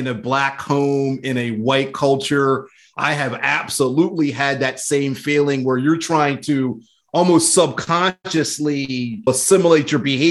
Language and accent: English; Wilmington, Delaware, United States; I grew up in Wilmington, Delaware